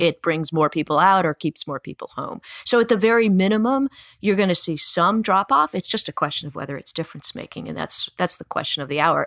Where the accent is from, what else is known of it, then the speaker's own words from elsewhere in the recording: Virginia, United States; my home state of Virginia